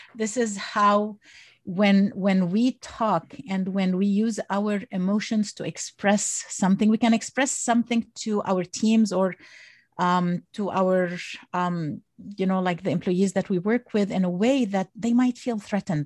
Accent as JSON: {"language": "English", "country": "Egypt", "moved": "yes", "lives_now": "United States", "said": "originally I'm from Egypt and I came to the United States when I was"}